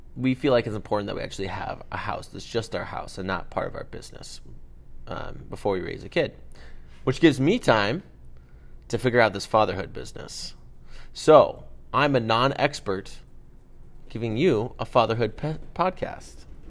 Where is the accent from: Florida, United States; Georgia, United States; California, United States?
California, United States; Los Angeles; I was born and raised in Los Angeles, uh, East Los Angeles, uh, El Cerrito